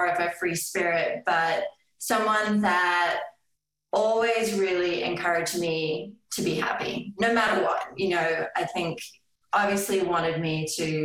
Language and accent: English; Australia; now in Boulder, United States; growing up in Australia